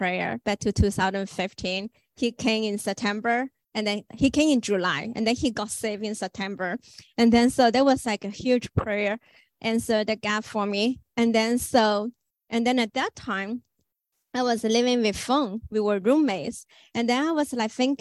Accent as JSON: {"language": "English", "country": "China", "second_language": "English", "moved": "as an adult", "said": "I'm from China."}